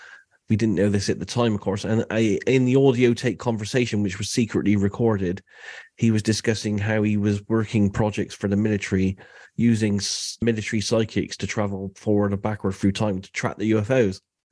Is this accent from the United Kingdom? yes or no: yes; United Kingdom; So I'm …. I'm from the UK. I live in a city called Bath, which is a Roman city.